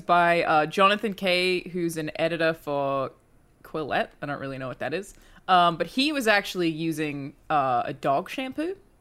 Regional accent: Australia; moved away; I'm Australian

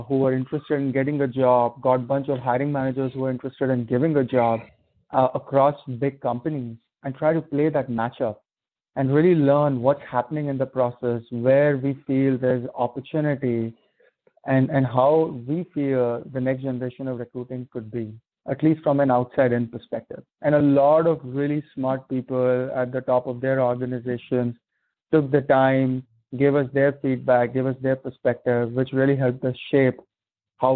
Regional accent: India; moved away as an adult; also born or lived in Atlanta, United States; now in Bay Area, United States; grew up in India and, you know, was there till I was 21, 22. Came out to the States

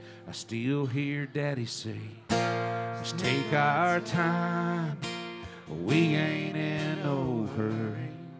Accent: Texas, United States; also born or lived in Oklahoma; I grew up in Texas, but we had moved to Oklahoma, and he was going to die in Oklahoma in Tulsa.

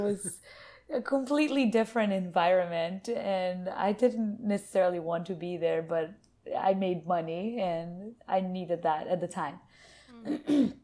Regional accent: Brazil; also born or lived in Asheville, North Carolina / California; now in United States; I was born and raised in Brazil by a nutritionist mother

